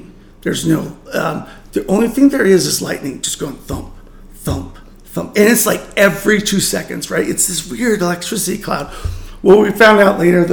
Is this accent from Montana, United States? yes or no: yes; Montana, United States; we're from Montana